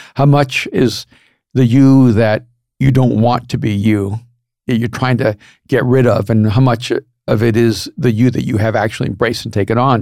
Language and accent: English; El Salvador; moved away; I'm from El Salvador